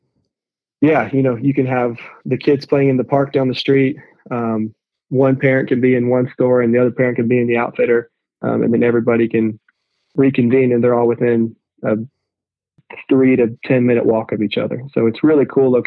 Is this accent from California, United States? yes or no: no; Boone, North Carolina, United States; I grew up in Boone